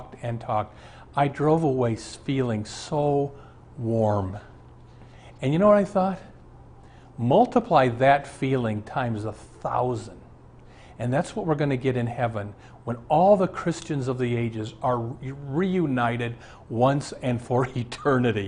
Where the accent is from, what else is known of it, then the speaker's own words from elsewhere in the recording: Omaha, Nebraska, United States; moved away; I was raised in Omaha